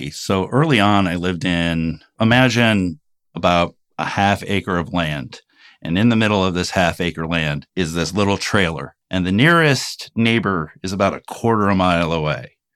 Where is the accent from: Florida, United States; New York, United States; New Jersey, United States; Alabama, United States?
New York, United States; also born or lived in Urbana, Illinois; So so I was born in Urbana, Illinois. We moved from there to Rome, New York. I've lived all over New York. I lived in Rome, Madison, usually little small towns